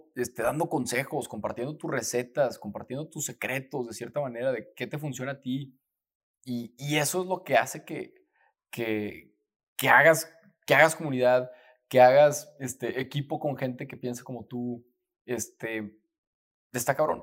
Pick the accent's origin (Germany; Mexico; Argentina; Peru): Mexico; Torreón, Coahuila; todos mis veranos, ahí, en, pues en Torreón, yo soy de Torreón